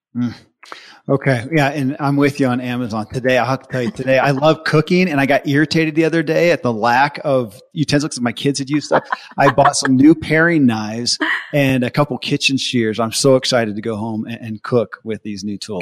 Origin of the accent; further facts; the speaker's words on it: the Bible Belt, United States; I grew up in the Bible Belt